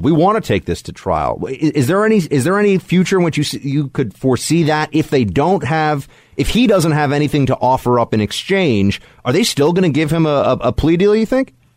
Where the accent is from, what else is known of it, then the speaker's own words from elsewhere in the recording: New York City, New York, United States; this is my hometown. Uh, this is where I was born and raised